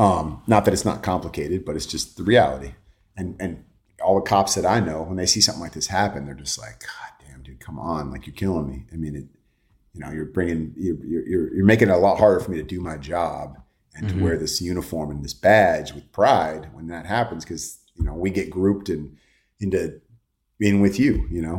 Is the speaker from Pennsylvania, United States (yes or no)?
no; California, United States; So I grew up in the Bay, so I'm a huge Niner fan.